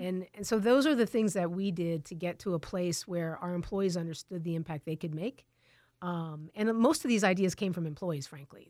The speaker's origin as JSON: {"language": "English", "town": "Tucson", "region": "Arizona", "country": "United States", "tie": "born or raised there", "also_born_or_lived": "California", "said": "I grew up in Tucson. Um, I've lived here, uh, almost my, my whole life"}